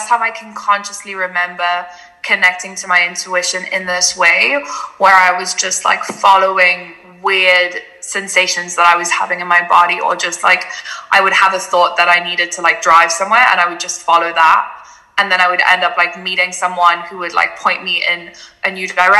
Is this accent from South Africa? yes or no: yes; Cape Town, Western Cape, South Africa; also born or lived in Germany; I was born in Germany, but I moved to South Africa, to Cape Town, when I was 3 years old and grew up there for most of my life